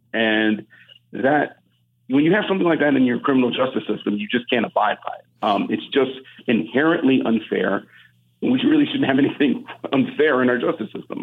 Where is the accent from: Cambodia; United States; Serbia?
United States; Cleveland, Ohio; we're from Cleveland